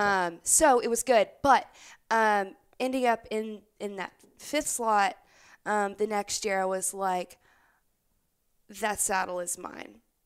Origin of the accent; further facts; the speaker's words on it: Opelousas, Louisiana, United States; I grew up in South Louisiana in a town called Opelousas